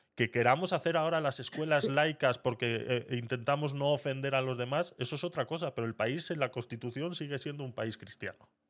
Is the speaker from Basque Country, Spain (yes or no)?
yes; Basque Country, Spain; cuando yo estudiaba euskera en, la escuela